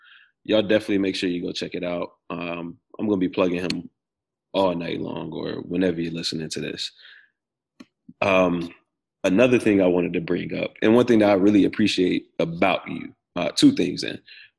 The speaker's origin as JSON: {"language": "English", "region": "the South", "country": "United States", "said": "I'm from the South. We known for eating watermelon down here."}